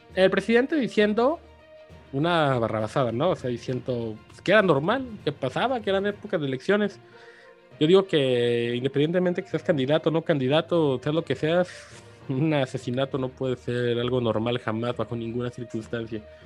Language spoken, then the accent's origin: Spanish; Mexico; como mexicanos